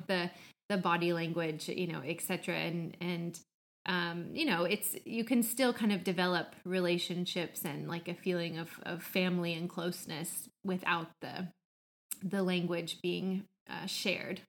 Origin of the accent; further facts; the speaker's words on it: Midwest, United States; also born or lived in Atlanta, Georgia; now in Finland; I grew up in the Midwest in the States, but I also lived for many years in Atlanta